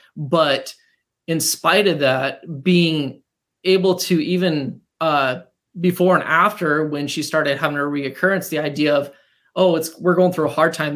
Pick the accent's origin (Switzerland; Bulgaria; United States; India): United States; Montana; moved away as an adult; also born or lived in North Dakota; We uh, were high school sweethearts growing up in Montana